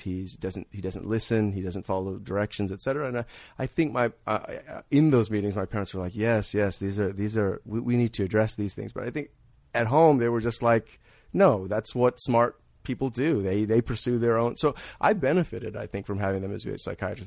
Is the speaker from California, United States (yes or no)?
yes; Redlands, California, United States; also born or lived in New York City; I'm from California. I'm from, uh, Redlands, California, actually